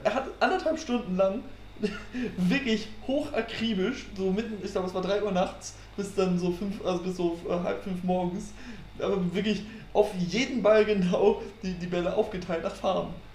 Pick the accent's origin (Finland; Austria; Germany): Germany; Frisia; now in Münster, Germany; ich bin ja auch äh, Friese, bin schon als kleiner Junge auf Amrum gewesen